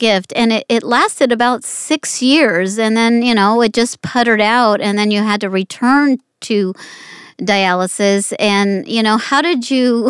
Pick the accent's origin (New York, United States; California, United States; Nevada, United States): Nevada, United States; Las Vegas; I was born in Las Vegas